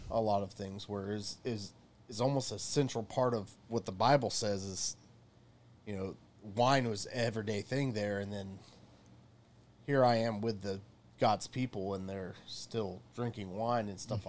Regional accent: the South, United States; moved away as an adult; also born or lived in Israel; being in the South, very, at least mine was very Southern Baptist

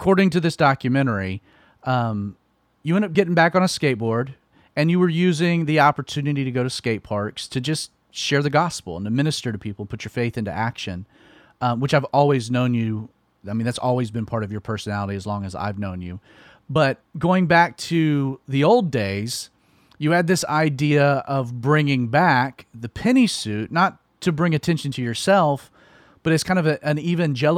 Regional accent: Georgia, United States; moved away as an adult; also born or lived in Southern California; I grew up in Georgia, Southerner.

